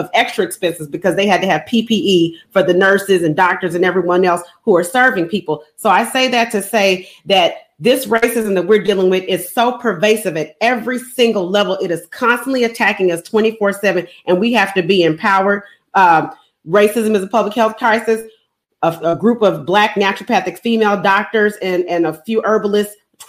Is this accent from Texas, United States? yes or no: yes; Houston, Texas, United States; now in Chicago, United States; I'm from Houston